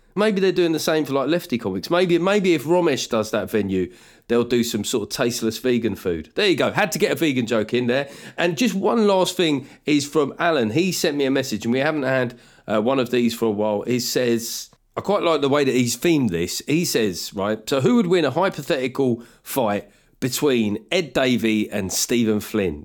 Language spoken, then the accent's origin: English; United Kingdom; me as a Brit